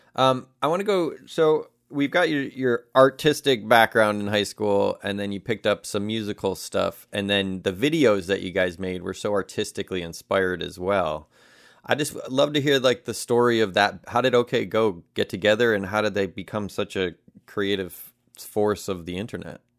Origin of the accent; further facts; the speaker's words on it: Elmhurst, Illinois, United States; from Elmhurst, you can stand at certain streets and you can see all the way down to the city. Like, and Chicago is a very flat land. Like, we didn't really know hills or mountains growing up